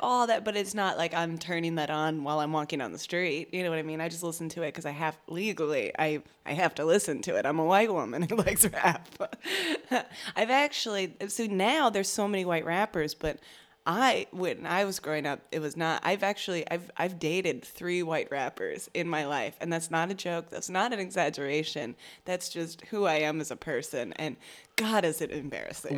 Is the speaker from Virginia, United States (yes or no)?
yes; Virginia, United States; I'm from Virginia, and so there's, like, members of my family and people I went to high school